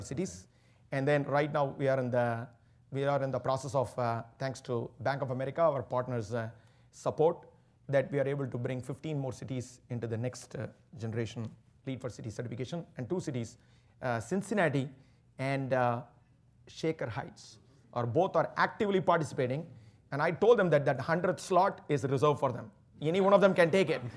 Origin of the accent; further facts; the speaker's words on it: Chennai, Tamil Nadu, India; moved away; growing up in Chennai, the southern part of India